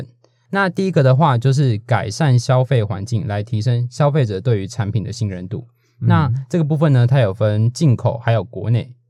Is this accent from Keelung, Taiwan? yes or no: no; New Taipei, Taiwan; 我是新北，那是边疆地带。